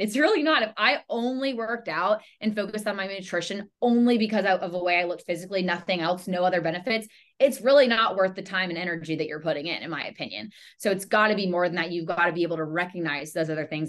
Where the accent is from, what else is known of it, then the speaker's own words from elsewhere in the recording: Charlotte, North Carolina, United States; I'm born and raised in Charlotte, North Carolina.